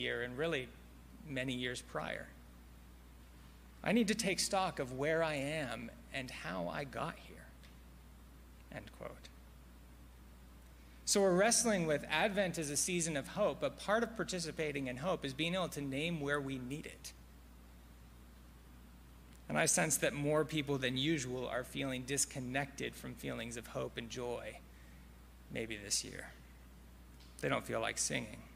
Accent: Silicon Valley, California, United States; I grew up in the Silicon Valley

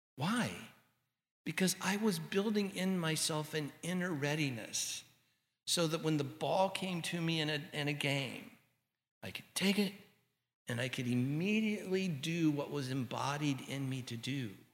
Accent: Santa Ana, California, United States; our little house that I grew up in in Santa Ana

